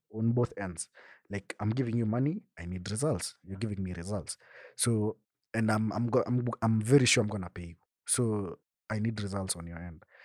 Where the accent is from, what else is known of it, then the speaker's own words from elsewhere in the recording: Bomet, Bomet County, Kenya; I come from Bomet, so where we stay, my home, home, there's no Safaricom lines that serve Wi-Fi